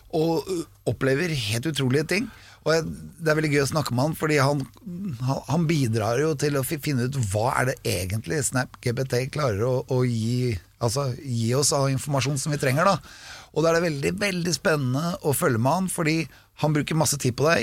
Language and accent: Norwegian; Norway; jeg er norsk